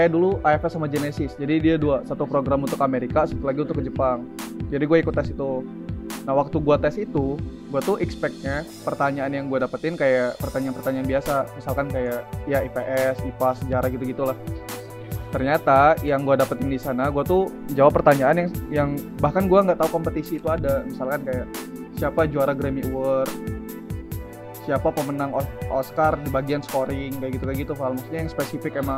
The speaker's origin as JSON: {"language": "Indonesian", "region": "South Sumatra", "country": "Indonesia", "tie": "born or raised there", "said": "gue aslinya dari Sumatera nih Sumatera Selatan ya. Jadi sebenarnya pengen merantau tuh udah dari lama tuh dari zaman SMP pengen pokoknya kalau udah mau tamat SMA mau keluar dari Sumatera lah"}